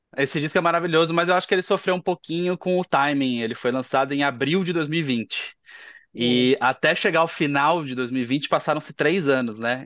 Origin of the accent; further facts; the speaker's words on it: Paraná, Brazil; eu, eu, sou do Paraná